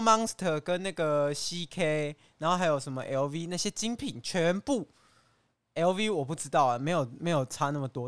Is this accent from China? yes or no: no; Taiwan; 我们台湾人